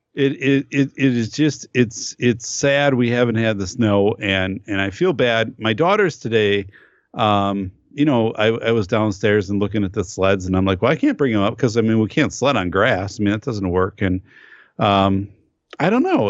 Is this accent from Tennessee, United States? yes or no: no; northern Wisconsin, United States; I grew up up north in Wisconsin